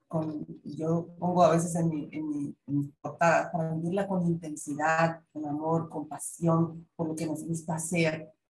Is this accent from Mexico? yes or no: yes; southeastern Mexico, Mexico; yo que soy del sureste mexicano